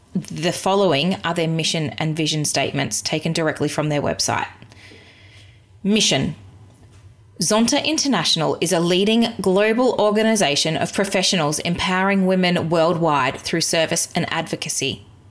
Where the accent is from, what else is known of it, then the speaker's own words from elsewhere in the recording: Australia; as an Australian white woman